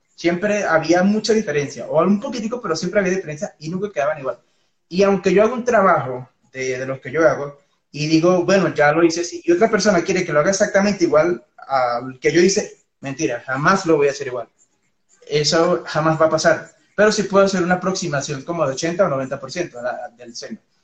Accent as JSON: {"language": "Spanish", "country": "Venezuela", "moved": "as an adult", "lives_now": "Colombia", "said": "yo soy, bueno, de Venezuela"}